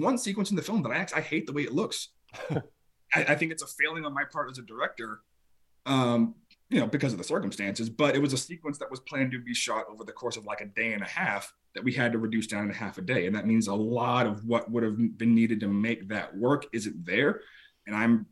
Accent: Tampa, Florida, United States; moved away; I grew up in Tampa, Florida

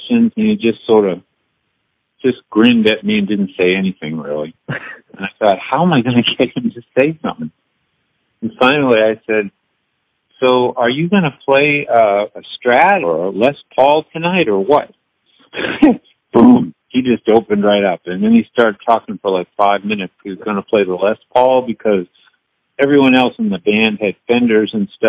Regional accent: New England, United States; now in Nashville, United States; I grew up in New England

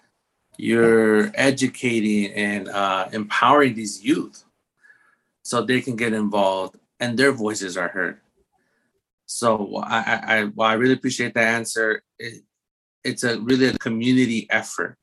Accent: Guatemala; my background, I'm from Guatemala, so Latinx background

